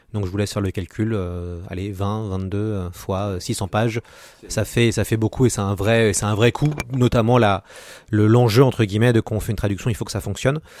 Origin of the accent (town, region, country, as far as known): France